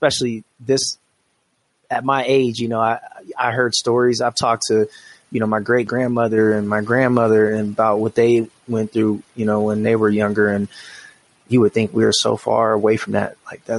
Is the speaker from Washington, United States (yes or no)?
yes; Washington, United States; now in Colorado Springs, United States; I came from Washington State, which is a very liberal place, very blue state.